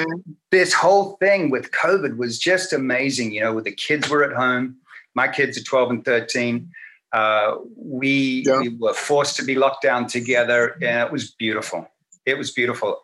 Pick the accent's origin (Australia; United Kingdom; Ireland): Australia; moved away; me growing up back home in Australia